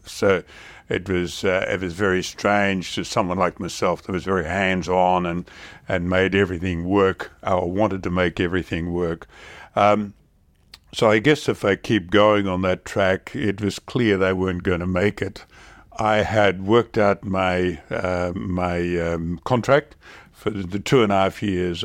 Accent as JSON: {"language": "English", "country": "Australia", "said": "as an Australian, uh, and a regular, um, sort of the way we do business"}